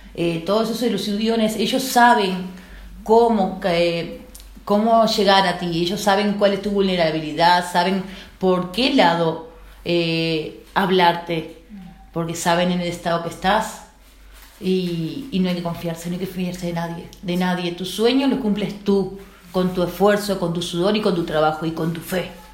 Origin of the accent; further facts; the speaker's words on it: Uruguay; moved away as an adult; now in Spain; soy de Uruguay